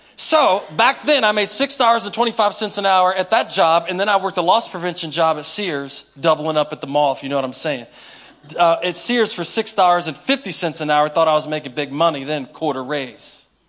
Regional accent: Inwood, West Virginia, United States; I grew up in Inwood. Y'all probably don't know nothing about South Berkeley

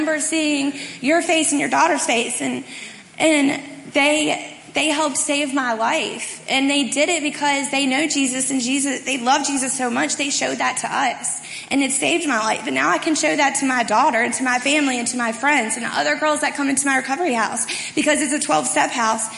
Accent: Martinsburg, West Virginia, United States; I'm from Martinsburg, so last October I returned home.

